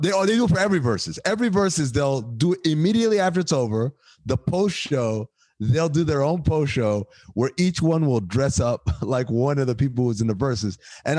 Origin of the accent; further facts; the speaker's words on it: Cleveland, Ohio, United States; What? I'm from Cleveland.